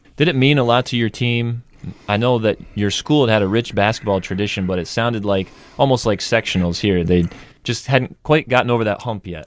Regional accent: Gilbertsville, New York, United States; I'm from Gilbert, so I went to G M U

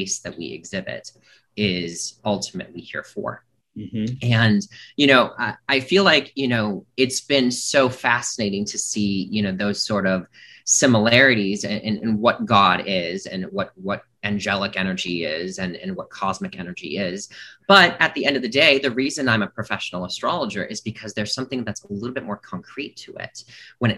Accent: Milwaukee, Wisconsin, United States; also born or lived in Chicago, Illinois; So I am born from Milwaukee, Wisconsin, and I spent a lot of my time in the Midwest, predominantly in the Wisconsin and Chicago area.

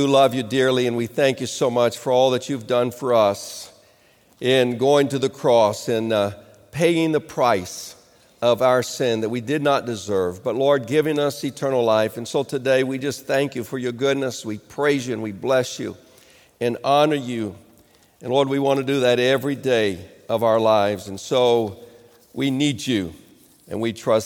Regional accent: Rio de Janeiro, Brazil; moved away; I grew up in Rio de Janeiro

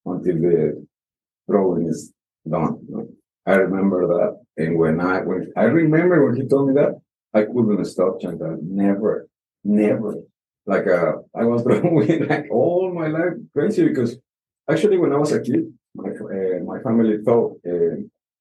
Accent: Mexico City, Mexico; English is a second language; moved away as an adult; also born or lived in Oaxaca; now in Rarotonga, Cook Islands; I was born in Mexico City capital

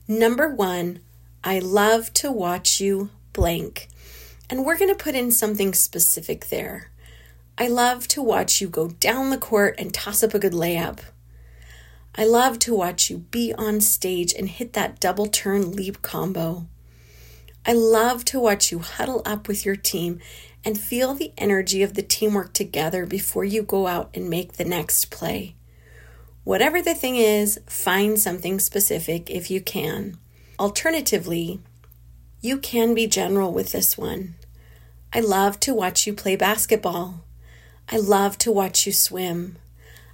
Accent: California, United States; moved away; a hotel room in my hometown in California

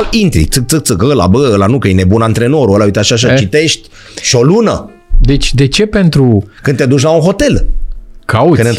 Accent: Bucharest, Romania; noi nu putem la Piatra Neamț să mergem să locuim, că noi suntem din București

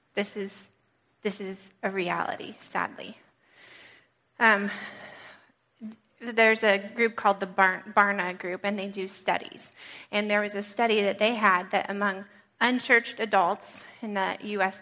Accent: Colorado, United States; also born or lived in California; now in New England, United States; I grew up in Colorado, brief little stint in California, and then came here

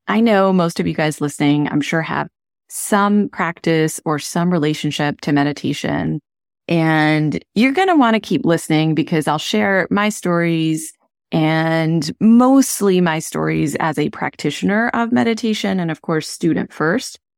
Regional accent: India; moved away; I grew up in India

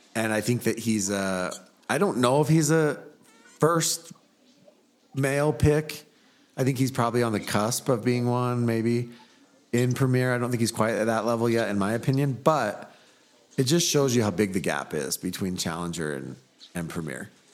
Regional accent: California, United States; now in Utah, United States; I grew up in California.

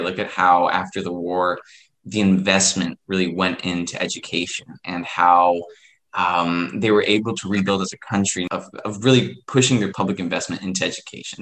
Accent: Ecuador; I'm from Ecuador, so we would be considered a a um, developing country

